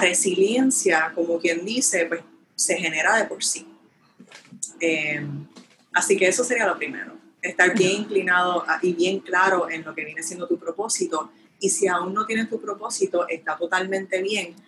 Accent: Puerto Rico; moved away; el boricua, yo extraño mi tierra

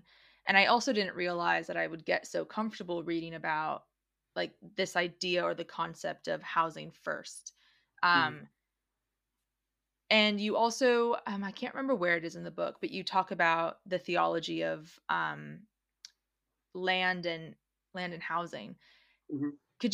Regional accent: Los Angeles, California, United States; now in Australia; in Los Angeles, which is also where I come from originally

